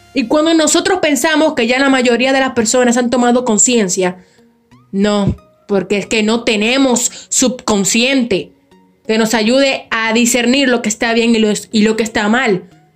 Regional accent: Dominican Republic; Aquí básicamente en mi país, que es República Dominicana

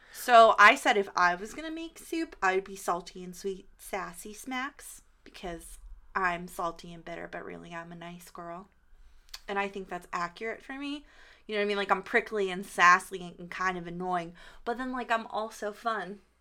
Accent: Pittsburgh, Pennsylvania, United States; we're from Pittsburgh

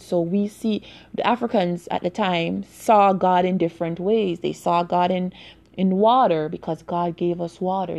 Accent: Jamaica; growing up in Jamaica

